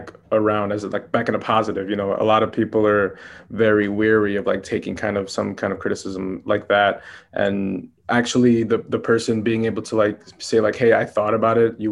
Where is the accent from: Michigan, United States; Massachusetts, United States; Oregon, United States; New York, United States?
New York, United States; Where I grew up back in Queens in New York, you know, I grew up in like one of the most ethnically diverse enclaves in the entire world